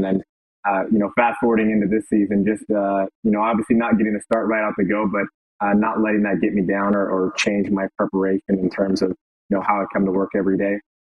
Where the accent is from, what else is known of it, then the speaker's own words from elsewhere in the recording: Bakersfield, California, United States; now in Hamilton, Canada; from Bakersfield, California.